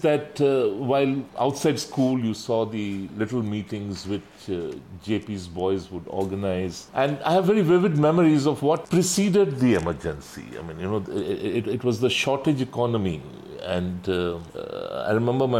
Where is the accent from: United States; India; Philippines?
India; Jamshedpur, Jharkhand; we were growing up in Jamshedpur and Bihar, as you know, Jamshedpur was a part of Bihar in those days